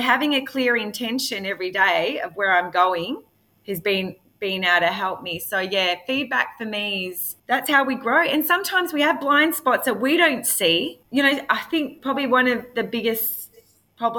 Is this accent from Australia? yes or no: yes; Frankston, Victoria, Australia; I lived in Frankston and I'm from Housing Commission